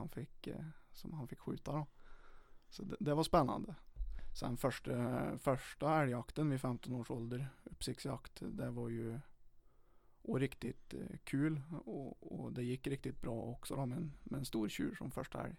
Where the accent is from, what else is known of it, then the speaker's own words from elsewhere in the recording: Charlottenberg, Värmland, Sweden; also born or lived in Åmotfors; jag har ju växt upp i mellan eh, Åmotfors och Charlottenberg lite, lite på bygden